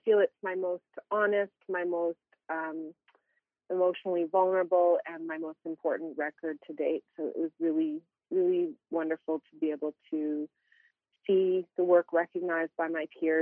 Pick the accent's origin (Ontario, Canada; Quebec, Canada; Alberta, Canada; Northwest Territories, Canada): Northwest Territories, Canada; Denendeh; I was born and raised in Denendeh and in Treaty 8 territory here